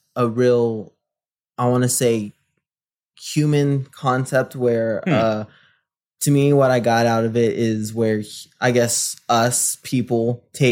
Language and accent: English; San Antonio, Texas, United States; moved away as an adult; now in Lubbock, United States; I am originally from San Antonio, Texas.